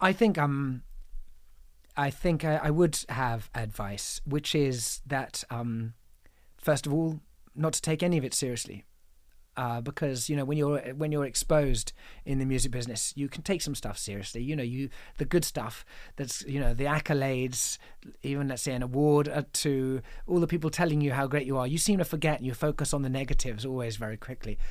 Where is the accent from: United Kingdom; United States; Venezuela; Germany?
United Kingdom; England; I'm an English man who went to a boarding school, sent to boarding school when I was seven